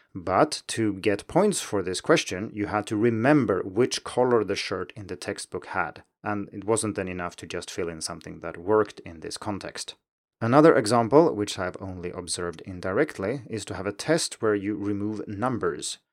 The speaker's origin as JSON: {"language": "English", "country": "Sweden", "tie": "born or raised there", "first_language": "Swedish", "second_language": "English", "said": "my native Swedish"}